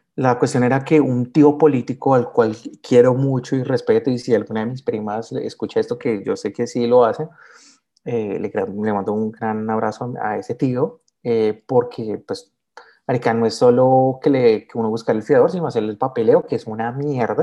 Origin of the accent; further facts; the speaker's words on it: Soacha, Cundinamarca, Colombia; also born or lived in Bogotá; yo soy nacido en Bogotá, pero criado en Soacha